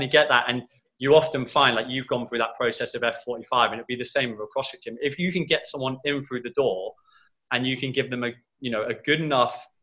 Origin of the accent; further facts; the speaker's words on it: Cornwall, South West England, United Kingdom; moved away as an adult; now in Dubai, United Arab Emirates; Like I'm from Cornwall in the UK